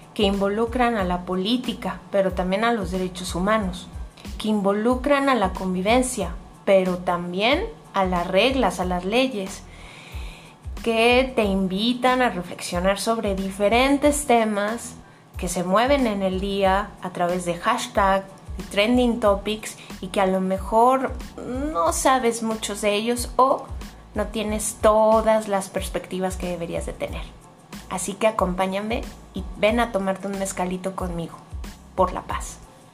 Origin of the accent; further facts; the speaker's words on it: Mexico; como buena mexicana